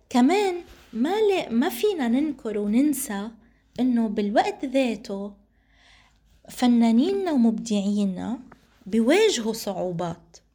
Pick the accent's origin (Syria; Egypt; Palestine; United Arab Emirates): Palestine; علينا نحن كفلسطينيين وكمعنيين فلسطينيين وكمؤسسات نجتمع على أهمية دعم هذه الفرق والإبداعات والأشخاص والمبدعين فلازم طاقاتنا الفلسطينية دايما نسعى لدعمها